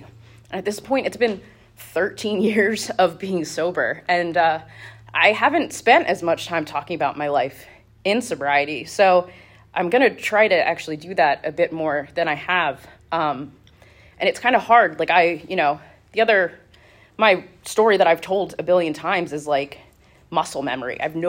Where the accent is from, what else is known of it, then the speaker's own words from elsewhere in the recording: Reading, United States; I grew up here in Reading. I've been here my entire life.